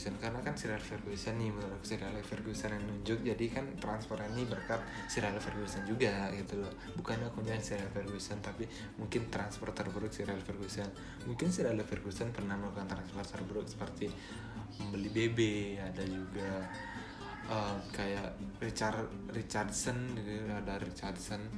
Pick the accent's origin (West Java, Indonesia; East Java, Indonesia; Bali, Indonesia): Bali, Indonesia; accent: Balinese; Aku dari Bali mungkin kalau teman-teman dengar uh, logat aku atau logat aku terlalu kental dengan kebalinisan aku